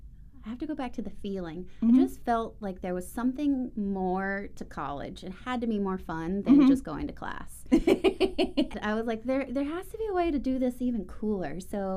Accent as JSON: {"language": "English", "region": "Georgia", "country": "United States", "tie": "born or raised there", "also_born_or_lived": "South Carolina / Denver, Colorado", "moved": "as an adult", "lives_now": "San Diego, United States", "said": "I'm from the South, much mm-hmm. like you guys. And I grew up in Georgia, born in South Carolina. Feel very deeply and passionate about my roots of being a Southern girl. But I really developed my career out in Colorado. I got moved to Denver"}